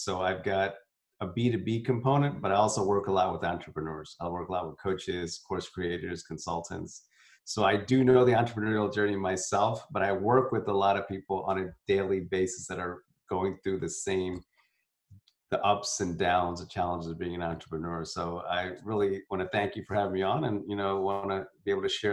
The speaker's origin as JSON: {"language": "English", "region": "South India", "country": "India", "said": "I'm from, I'm South Indian."}